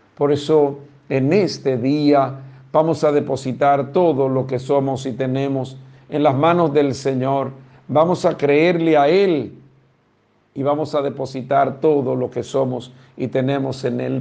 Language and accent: Spanish; Dominican Republic; todos somos dominicanos